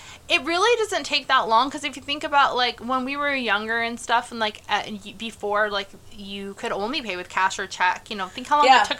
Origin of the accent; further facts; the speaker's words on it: Valley Center, California, United States; moved away; there's a little town called Valley Center in California. And fun fact, I grew up in Valley Center. Fun fact, when I grew up in Valley Center, we had, like, one stoplight.